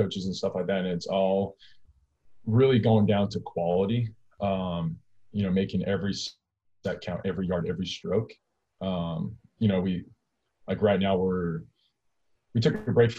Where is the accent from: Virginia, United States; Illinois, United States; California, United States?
California, United States; moved away as an adult; also born or lived in Alabama; I'm from California, which is massive.